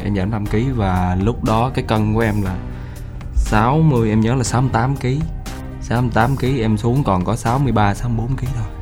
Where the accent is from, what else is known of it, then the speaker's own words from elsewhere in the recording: Southern Vietnam, Vietnam; accent: Southern Vietnamese; vẫn sử dụng giọng miền Nam của mình